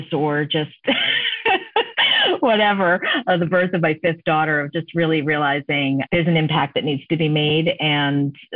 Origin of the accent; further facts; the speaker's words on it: Maine, United States; moved away as an adult; also born or lived in Sunnyside and Woodside, Queens, New York; now in New York, United States; when I was growing up in Maine